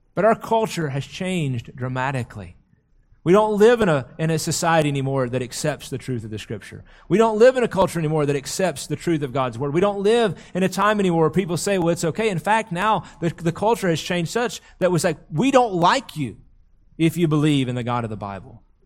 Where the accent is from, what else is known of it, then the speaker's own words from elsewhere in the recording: United States; we have lived for so long as American Christians